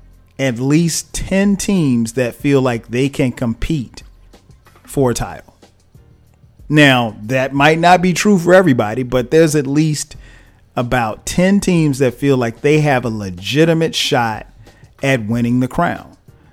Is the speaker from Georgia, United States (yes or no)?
yes; Atlanta, Georgia, United States; even my hometown Hawks